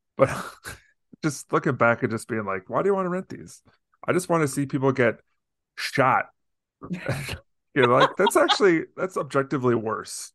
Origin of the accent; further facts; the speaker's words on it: Deerfield, Illinois, United States; I grew up in Deerfield, Illinois, outside of Chicago